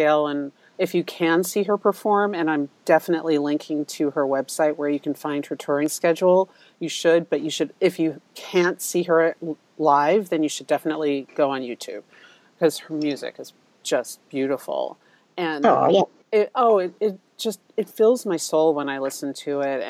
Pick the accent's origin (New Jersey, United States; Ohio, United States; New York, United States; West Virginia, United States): New York, United States; New York City; I grew up in Manhattan